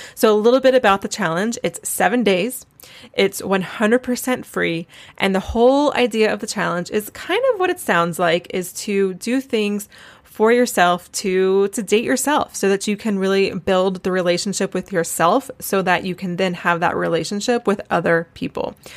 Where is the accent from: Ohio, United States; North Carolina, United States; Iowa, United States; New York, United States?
North Carolina, United States; moved away as an adult; now in Charleston, United States; I'm from Wilmington, North Carolina, Wilmington's actually good six or seven hours from Asheville